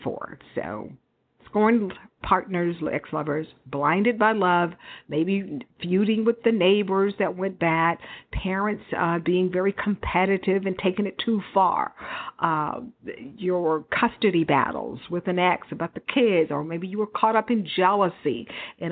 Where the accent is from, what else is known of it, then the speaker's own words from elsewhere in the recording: Houston, Texas, United States; also born or lived in Dallas; I grew up in Houston for years, all through my childhood